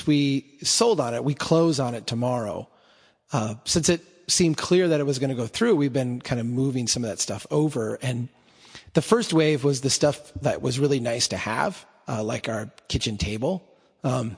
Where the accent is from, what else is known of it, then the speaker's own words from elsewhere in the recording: Minnesota, United States; I'm Minnesotan